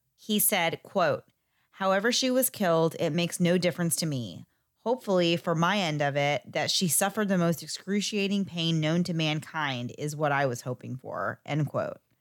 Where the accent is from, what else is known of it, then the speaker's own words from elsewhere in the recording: Florida, United States; we are from Florida